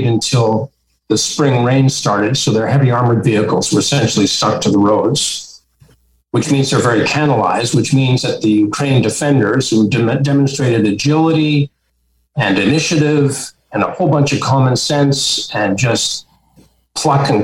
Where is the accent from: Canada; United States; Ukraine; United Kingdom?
Canada; as a Canadian